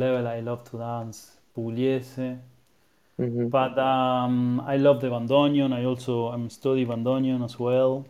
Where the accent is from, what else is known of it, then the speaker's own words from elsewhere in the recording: Buenos Aires, Argentina; also born or lived in New York, United States; now in Berlin, Germany; I am from Buenos Aires, right, which is also very noisy